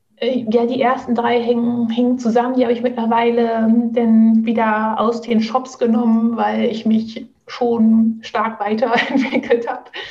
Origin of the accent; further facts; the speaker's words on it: Oldenburg, Lower Saxony, Germany; moved away; ich komme ursprünglich aus Oldenburg, also aus dem hohen Norden